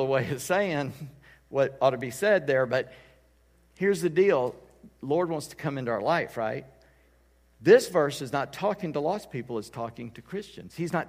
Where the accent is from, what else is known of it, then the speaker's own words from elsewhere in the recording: Charleston, South Carolina, United States; and you don't know where I'm from Charleston, South Carolina.